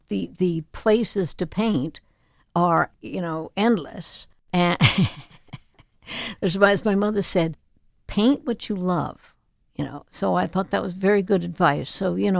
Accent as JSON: {"language": "English", "town": "Chapel Hill", "region": "North Carolina", "country": "United States", "tie": "born or raised there", "moved": "yes", "lives_now": "Martha's Vineyard, United States", "said": "we grew up in Chapel Hill, North Carolina, which I love also"}